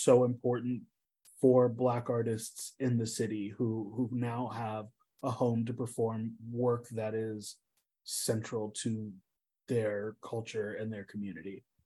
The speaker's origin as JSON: {"language": "English", "town": "Indianapolis", "region": "Indiana", "country": "United States", "tie": "born or raised there", "moved": "yes", "said": "my hometown of Indianapolis, Indiana"}